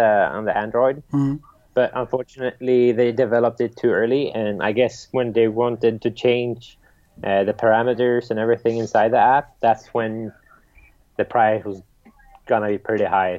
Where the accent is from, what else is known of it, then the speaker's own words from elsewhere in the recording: Sweden; growing up in Sweden